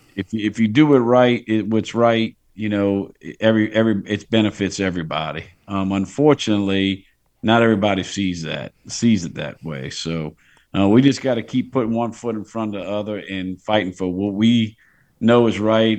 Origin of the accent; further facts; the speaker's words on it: Port Sulphur, Louisiana, United States; I grew up in Port Sulphur. A lot of the captains on those boats are from Plaquemines where I grew up